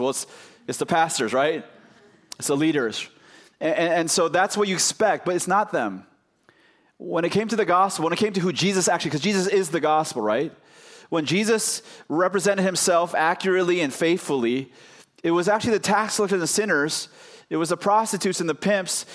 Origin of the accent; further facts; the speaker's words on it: Oakland, California, United States; also born or lived in Chicago / New York / Los Angeles; now in Arkansas, United States; I grew up in Oakland, California, then I moved to Chicago